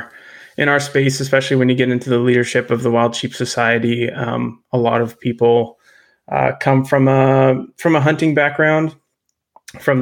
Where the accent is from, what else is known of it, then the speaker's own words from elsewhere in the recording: Terrace, British Columbia, Canada; also born or lived in Lower Mainland, British Columbia; now in Nanaimo, Canada; I was born in Northern BC, born and raised in Terrace